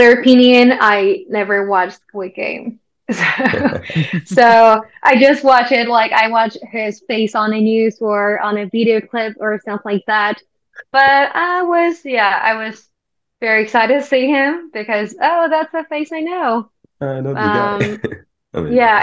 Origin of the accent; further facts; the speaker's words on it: Busan, South Korea; English is a second language; moved away; I'm from Busan